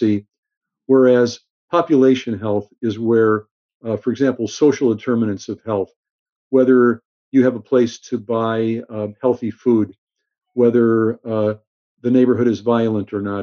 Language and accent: English; Los Angeles, California, United States; also born or lived in Chicago; growing up in Los Angeles, when I was in high school